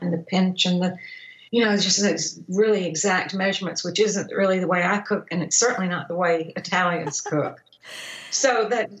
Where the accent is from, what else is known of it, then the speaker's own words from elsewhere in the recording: Georgia, United States; moved away as an adult; also born or lived in North Carolina / Cortona, Italy; growing up in Georgia.